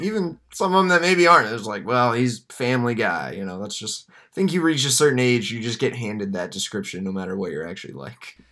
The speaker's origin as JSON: {"language": "English", "region": "Texas", "country": "United States", "tie": "born or raised there", "said": "growing up in Texas, even though I was a Braves fan, obviously I followed the Rangers"}